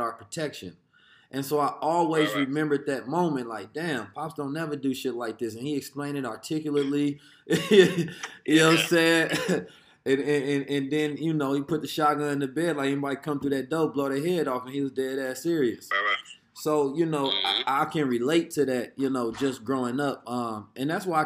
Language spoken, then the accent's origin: English; Oakland, California, United States; when we grew up in Oakland at the time